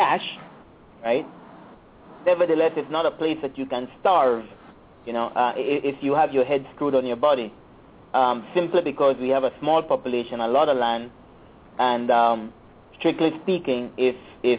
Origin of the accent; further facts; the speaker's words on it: Belize City, Belize District, Belize; moved away as an adult; also born or lived in England / United States; I'm a little guy from Yarborough